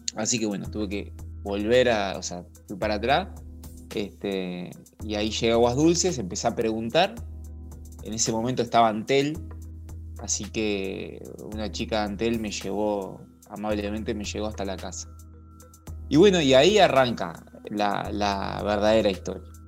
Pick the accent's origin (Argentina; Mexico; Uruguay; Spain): Uruguay; Montevideo; also born or lived in La Paloma / Barra de Valizas, Rocha; now in Barra de Valizas, Uruguay; vivo en Balizas, pero mm, no nací en Balizas, este, nací en Montevideo